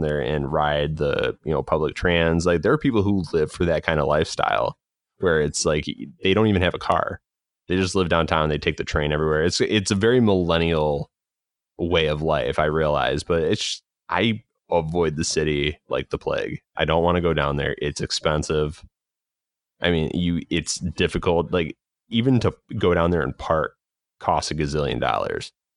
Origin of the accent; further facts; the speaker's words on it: Chicagoland, Illinois, United States; I'm from Chicago, it's Chicago land